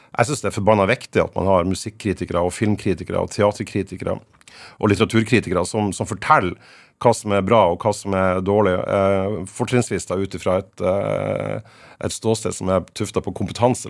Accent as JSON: {"language": "Norwegian", "town": "Fauske", "region": "Nordland", "country": "Norway", "tie": "born or raised there", "moved": "as an adult", "lives_now": "Tromsø, Norway", "said": "jeg er født og på Fauske. Jeg bodde der til jeg var ferdig med, med videregående."}